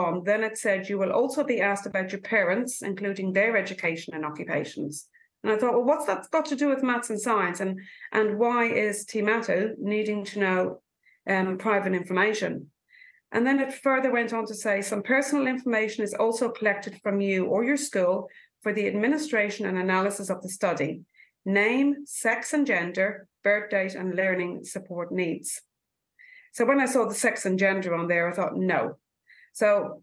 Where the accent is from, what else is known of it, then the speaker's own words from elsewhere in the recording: Ireland; now in New Zealand; I'm from Ireland